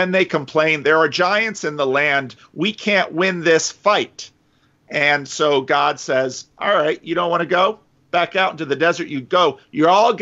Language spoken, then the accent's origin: English; Paterson, New Jersey, United States; moved away as an adult; also born or lived in Dominican Republic; now in Sacramento, United States; growing up in Patterson